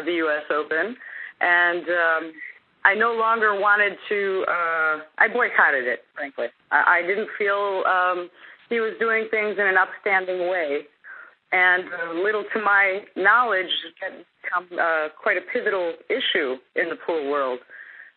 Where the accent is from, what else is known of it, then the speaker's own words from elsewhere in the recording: Chicago, Illinois, United States; I'm from Chicago